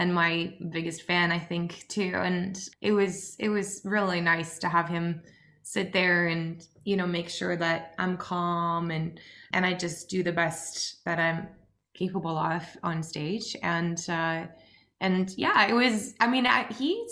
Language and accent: English; Oslo, Norway; we grew up just outside Oslo in Norway